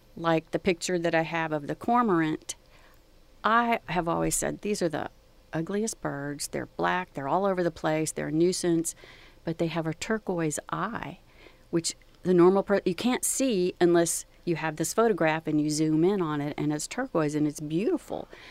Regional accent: Gulf Coast of Texas, United States; growing up along the Gulf Coast

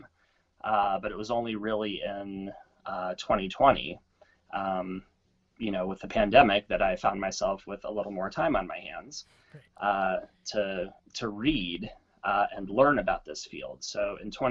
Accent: Corpus Christi, Texas, United States; I grew up in Corpus Christi, Texas.

